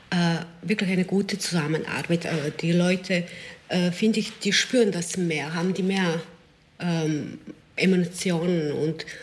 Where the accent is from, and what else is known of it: Serbia; German is a second language; now in Klosterneuburg, Austria